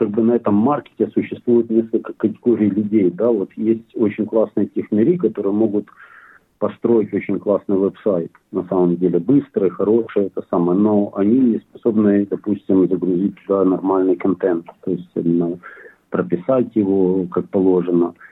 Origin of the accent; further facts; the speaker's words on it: Bila Tserkva, Kyiv Oblast, Ukraine; now in Australia; Мы с Украины. Очень такой город, он сам, сам по себе небольшой, но очень красивый. Белая церковь.